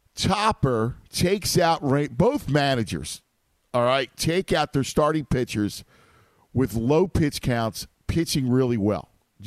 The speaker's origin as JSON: {"language": "English", "town": "Philadelphia", "region": "Pennsylvania", "country": "United States", "said": "And for those people who don't know, I'm from Philly, I channel my inner 12-year-old sometimes with the sports team because I'm still a sports head"}